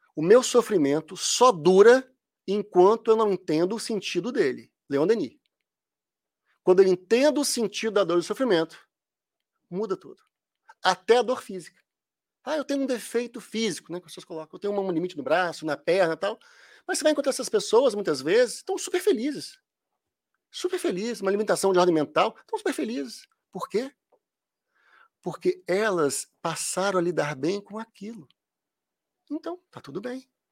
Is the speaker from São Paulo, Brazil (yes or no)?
no; Minas Gerais, Brazil; Quando fala nu, é porque eu sou mineiro